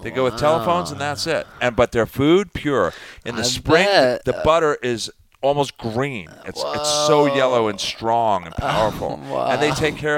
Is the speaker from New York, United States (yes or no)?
yes; East End of Long Island, New York, United States; now in Sun Valley, United States; I grew up on the East Coast, and it was wet. You know, it's very moist in East End of Long Island